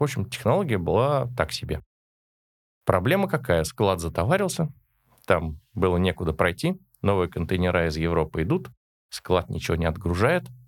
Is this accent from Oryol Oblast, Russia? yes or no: no; Moscow, Russia; Родился я еще в Советском Союзе, в Москве, в семье коренных москвичей